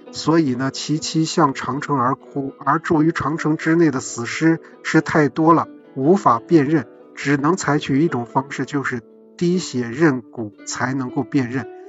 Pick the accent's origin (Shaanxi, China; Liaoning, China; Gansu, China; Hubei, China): Shaanxi, China; Tongchuan; 其实这就是我们家门口儿